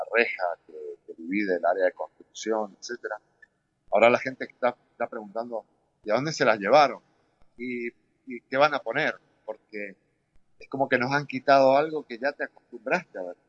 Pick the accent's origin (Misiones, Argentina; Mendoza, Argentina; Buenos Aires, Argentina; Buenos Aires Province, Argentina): Mendoza, Argentina; also born or lived in Europe / United States; now in Doral, United States; yo me fui de Mendoza muy joven